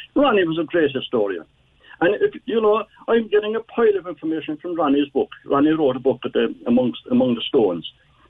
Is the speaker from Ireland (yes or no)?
yes; Cork, Munster, Ireland; I was born in the Middle Parish, 100 yards from where Thomas McSweeney was born.